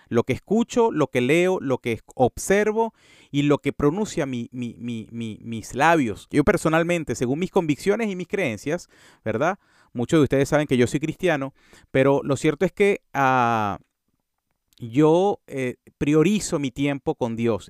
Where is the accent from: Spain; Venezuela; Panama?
Venezuela; En mi, en mi, en mi, en Venezuela se le dice monte al césped